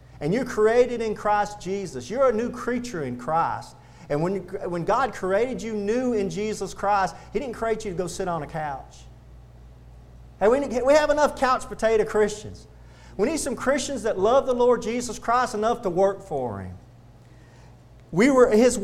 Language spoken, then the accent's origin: English; the South, United States; accent: Southern; Southerners talk that way is because we were raised on the Bible